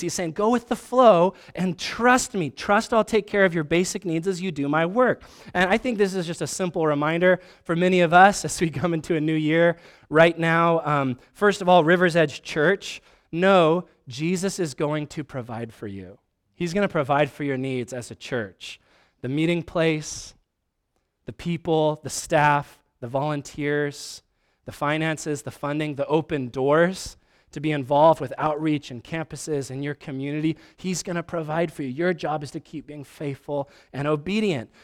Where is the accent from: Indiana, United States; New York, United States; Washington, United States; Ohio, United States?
Washington, United States; Vancouver; also born or lived in Spokane; I'm a nobody from Vancouver, Washington